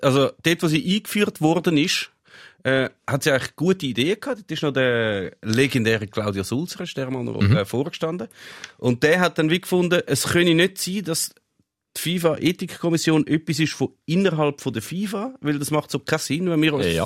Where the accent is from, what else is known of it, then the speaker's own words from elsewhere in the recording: Switzerland; Ich bin in der Schweiz geboren, ich bin in der Schweiz aufgewachsen, ich kann nicht einmal Tschechisch, ich kann wirklich nichts, ich bin einfach Schweizer